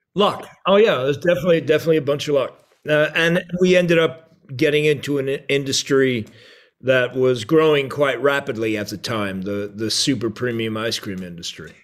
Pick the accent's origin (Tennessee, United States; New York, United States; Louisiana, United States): New York, United States; Merrick; also born or lived in Brooklyn; we were born in Brooklyn. We grew up, uh, on Long Island in the town of Merrick.